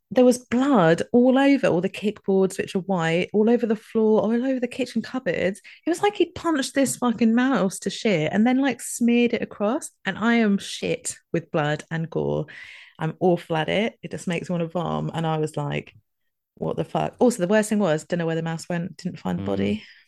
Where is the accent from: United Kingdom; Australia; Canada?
United Kingdom; Scotland; moved away; I'm just trying to eat my way back to being Scottish again